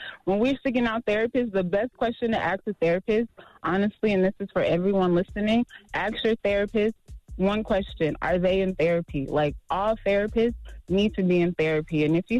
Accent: Las Vegas, Nevada, United States; So, I'm a therapist from Vegas, and I know that you didn't do this consciously

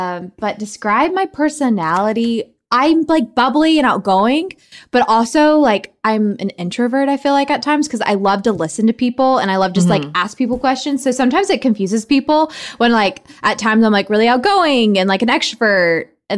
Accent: Knoxville, Tennessee, United States; accent: Tennessee; Me, from Knoxville, Tennessee, East Tennessee girl, raised in the same hometown Dolly Parton's from

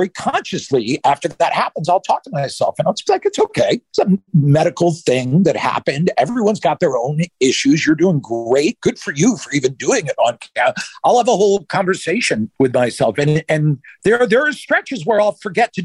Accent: outside Philadelphia, Pennsylvania, United States; now in Los Angeles, United States; I grew up outside Philly.

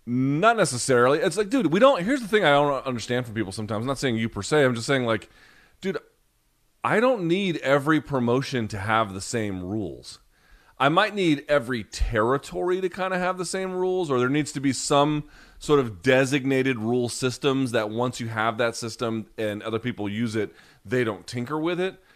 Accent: United States; I'm American

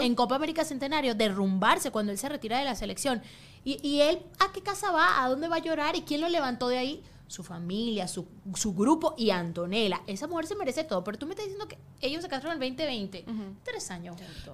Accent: Venezuela; now in United States; en Venezuela, la gente pensaba que era chino y siempre me hicieron bullying

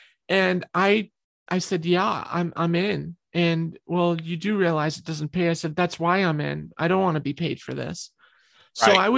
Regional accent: New York, United States; I'm a New York girl. I came from New York and I did most of my songwriting in New York.

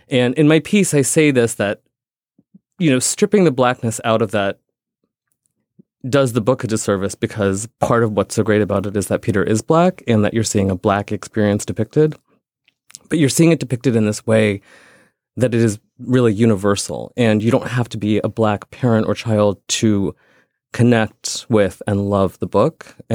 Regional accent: India; I'm not white. I'm Indian.

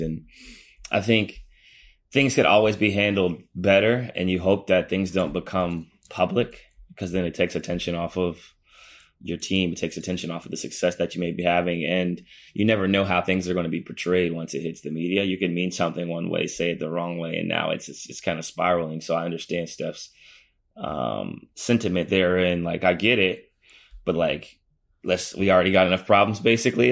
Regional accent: Midwest, United States; also born or lived in East Coast; I'm from the Midwest

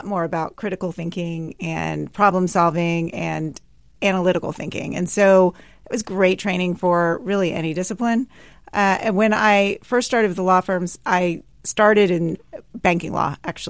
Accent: Sugar Land, Texas, United States; I grew up in Sugar Land, Texas

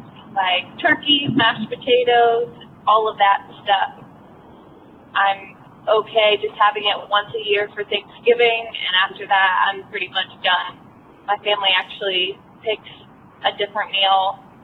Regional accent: Ohio, United States; I'm from Ohio.

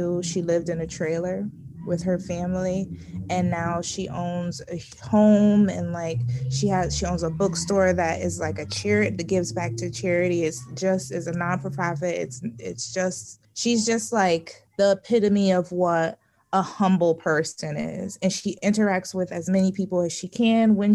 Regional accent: Connecticut, United States; also born or lived in Nashville, Tennessee; I went to school in Nashville and I'm from Connecticut

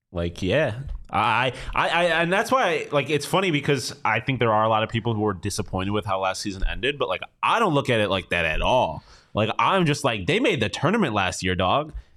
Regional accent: Buffalo, New York, United States; me being from Buffalo

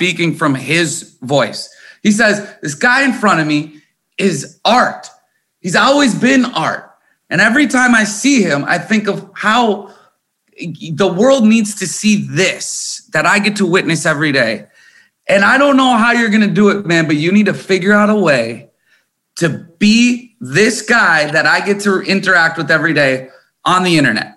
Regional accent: Corcoran, Minnesota, United States; I was born in Minnesota. And I was born in a town. I lived in a town called Corcoran, Minnesota on a farm

